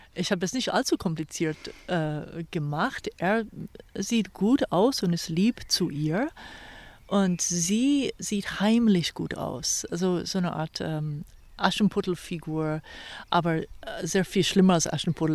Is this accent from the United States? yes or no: yes; Virginia, United States; German is a second language; moved away as an adult; also born or lived in California / New York / Philadelphia / Tel Aviv; now in Bad Belzig, Germany; Virginia wo ich aufgewachsen bin